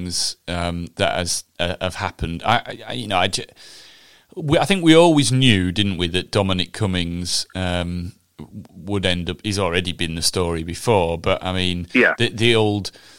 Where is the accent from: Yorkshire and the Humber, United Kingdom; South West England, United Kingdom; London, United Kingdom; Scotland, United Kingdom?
Yorkshire and the Humber, United Kingdom; Huddersfield; Huddersfield, which is my hometown